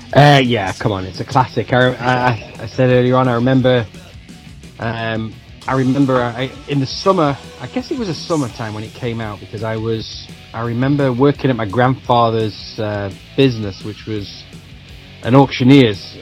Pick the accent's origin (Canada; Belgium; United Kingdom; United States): United Kingdom; Manchester, North West England; it has that connection being about my hometown.